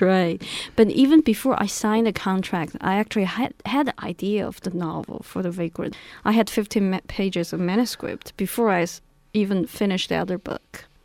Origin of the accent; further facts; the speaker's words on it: Beijing, China; moved away; I grew up in Beijing.